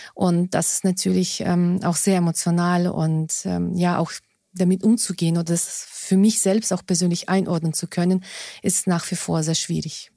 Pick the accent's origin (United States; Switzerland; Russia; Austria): Russia; now in Germany; Ich bin ja in Russland geboren und aufgewachsen.